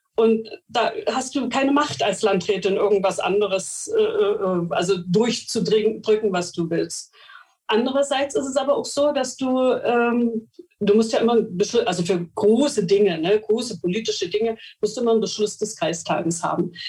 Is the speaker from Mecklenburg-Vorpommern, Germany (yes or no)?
yes; Mecklenburg-Vorpommern, Germany; Bei uns in Mecklenburg-Vorpommern